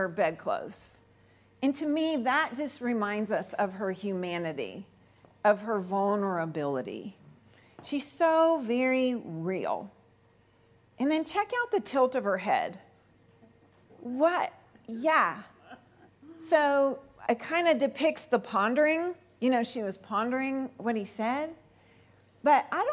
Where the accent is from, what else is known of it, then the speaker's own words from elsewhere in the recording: Cherry Hill, New Jersey, United States; my hometown of Cherry Hill, New Jersey